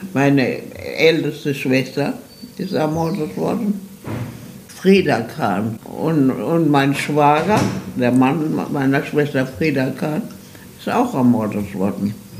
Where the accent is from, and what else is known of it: Germany; moved away as an adult; also born or lived in Mannheim, Germany / Darmstadt, Germany; now in Argentina